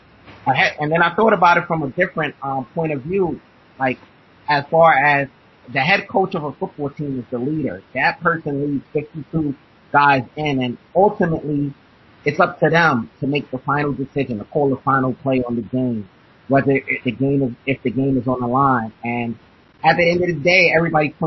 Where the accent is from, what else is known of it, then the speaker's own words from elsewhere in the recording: New York City, New York, United States; I'm from Brooklyn, New York.